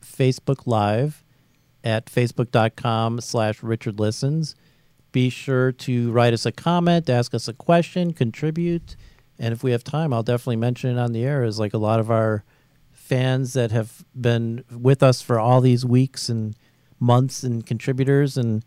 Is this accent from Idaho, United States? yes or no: no; Chicago, Illinois, United States; I'm from Chicago